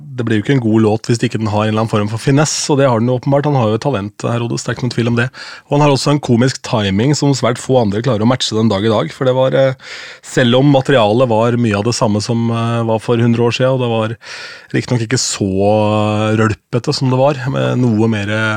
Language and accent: Norwegian; Askim, Østfold, Norway; moved away; da jobbet jeg i lokalradioen hjemme i Askim